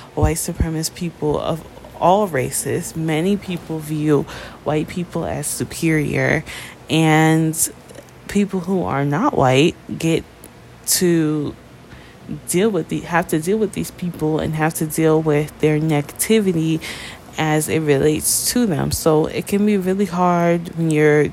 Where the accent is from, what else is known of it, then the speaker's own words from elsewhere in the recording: New York, United States; I'm from New York